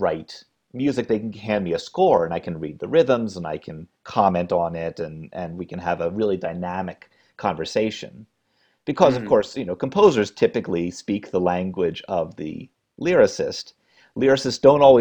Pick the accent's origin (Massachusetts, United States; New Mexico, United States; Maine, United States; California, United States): Maine, United States; moved away as an adult; also born or lived in New York; It was a summer stock production in my home state of Maine, and I was about six